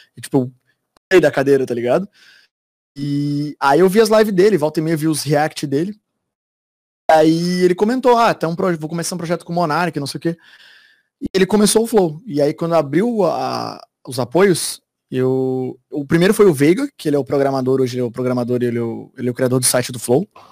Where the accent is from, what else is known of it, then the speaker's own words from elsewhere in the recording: Florianópolis, Santa Catarina, Brazil; moved away as an adult; now in São Paulo, Brazil; eu sou de Floripa